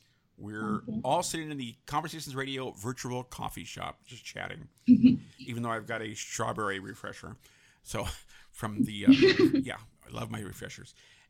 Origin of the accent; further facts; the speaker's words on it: San Francisco, California, United States; I grew up in San Francisco. Yeah, I grew up in San Francisco, and my neighborhood was very cultural. We had everyone.